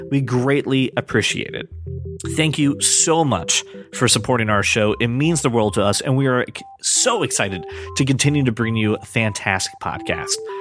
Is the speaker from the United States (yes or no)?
yes; United States; I'm an American